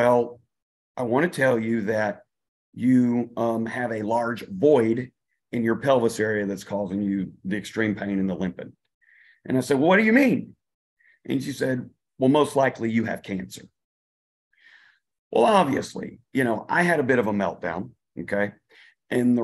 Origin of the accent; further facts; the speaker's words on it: Louisiana, United States; moved away as an adult; now in New Zealand; I'm originally from Louisiana